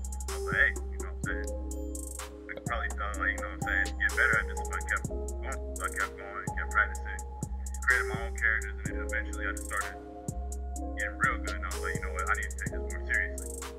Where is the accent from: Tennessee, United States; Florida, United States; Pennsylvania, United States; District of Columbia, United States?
Florida, United States; Tallahassee; I'm 18-year-old African-American kid. I grew up in Florida, Tallahassee, Florida, to be exact.